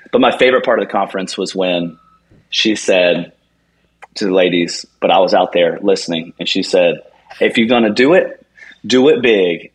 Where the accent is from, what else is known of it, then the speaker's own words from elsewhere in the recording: Charleston, United States; that's my hometown